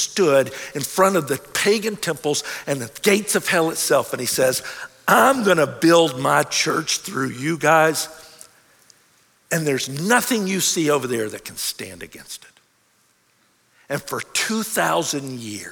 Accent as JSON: {"language": "English", "country": "United States"}